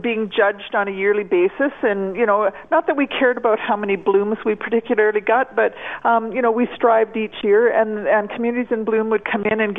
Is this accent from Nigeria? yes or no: no; Fort Saskatchewan, Alberta, Canada; also born or lived in Edmonton; now in Bon Accord, Canada; I grew up in Fort Saskatchewan